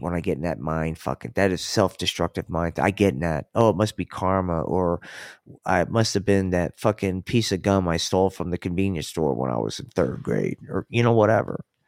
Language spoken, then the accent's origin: English; Atlantic City, New Jersey, United States; now in Colorado, United States; I grew up in Atlantic City